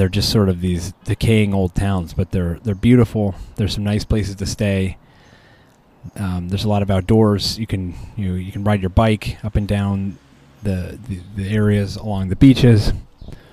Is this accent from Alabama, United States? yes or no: no; Colorado, United States; I'm from Colorado